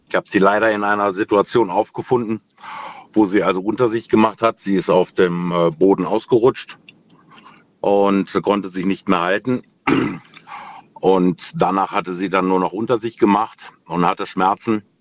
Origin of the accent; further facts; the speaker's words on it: Remscheid, North Rhine-Westphalia, Germany; now in Heitersheim, Germany; Ich komme aus Heitersheim, ursprünglich allerdings aus NRW, aus Remscheid.